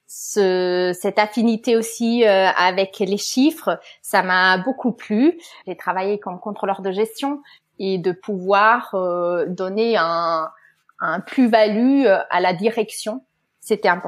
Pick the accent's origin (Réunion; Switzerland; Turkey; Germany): Germany; French is a second language; euh, Je suis allemande, on l'entend peut-être un petit peu. J'ai fait des études binationales en Allemagne et en France